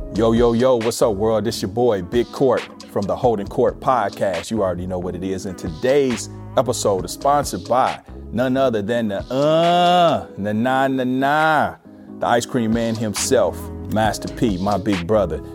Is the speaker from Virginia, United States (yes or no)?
no; Kansas City, Missouri, United States; moved away as an adult; now in Los Angeles, United States; I moved from Kansas City right to Brentwood